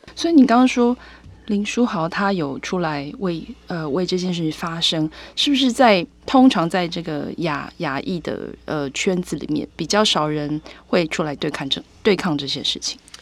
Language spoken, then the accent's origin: Chinese; Taiwan; 我们台湾人最担心就是台湾海峡有状况的时候